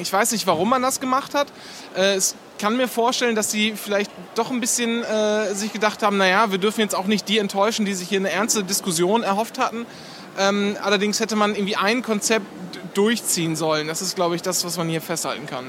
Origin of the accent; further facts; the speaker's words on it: East Frisia, Lower Saxony, Germany; bei uns in Ostfriesland